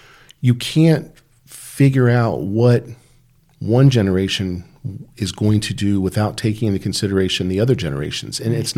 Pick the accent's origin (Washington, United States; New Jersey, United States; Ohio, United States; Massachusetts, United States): Ohio, United States; Dayton; born there; I was born in Dayton, Ohio. Which is where my parents were also born.